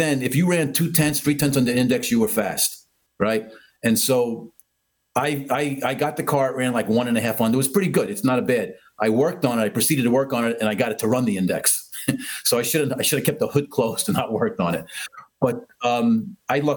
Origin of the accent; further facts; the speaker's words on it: New York City, New York, United States; moved away as an adult; now in New Jersey, United States; I was born in Queens, New York, and this is how we talk